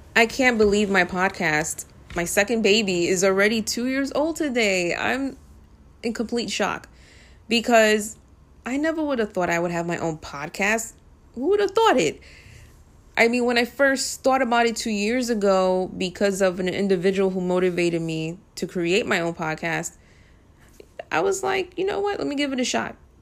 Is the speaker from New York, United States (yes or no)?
yes; New York City, New York, United States; I'm from the Bronx